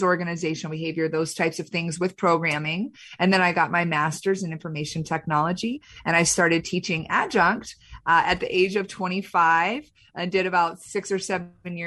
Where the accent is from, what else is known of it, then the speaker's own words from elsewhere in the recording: Plano, Texas, United States; moved away as an adult; now in Michigan, United States; I was born and raised in Plano, Texas. So I'm a Texan